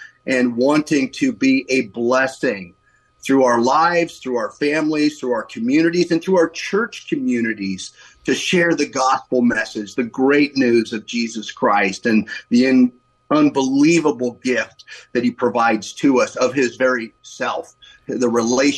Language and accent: English; Novato, California, United States; also born or lived in San Francisco / South San Francisco / Italy; I helped move our family up to Novato when I was 2 years old back in 1961, and have spent the rest of my life mainly in Novato, believe it or not, growing up here